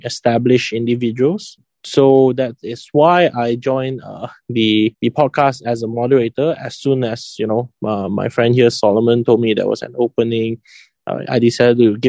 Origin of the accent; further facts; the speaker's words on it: Kuala Lumpur, Malaysia; I come from KL and I study in a Chinese private school for high school